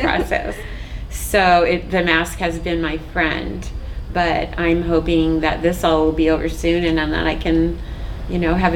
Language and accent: English; Orange County, California, United States; also born or lived in Hawaii; I grew up in Orange County, California.